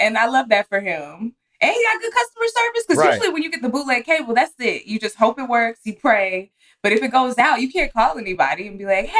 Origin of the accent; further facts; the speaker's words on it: Texas, United States; I'm from Texas.